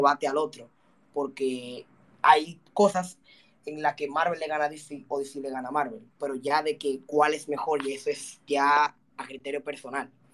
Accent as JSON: {"language": "Spanish", "country": "Dominican Republic", "said": "Quiero llevar a mi país a lo más alto a través del mundo de los juegos."}